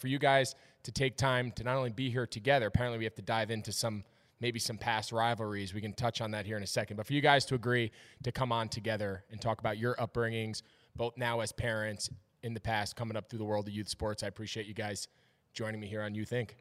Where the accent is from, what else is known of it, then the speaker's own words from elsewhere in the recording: Northeast, United States; moved away as an adult; now in Charlotte, United States; I grew up in the Northeast where there wasn't a real NASCAR presence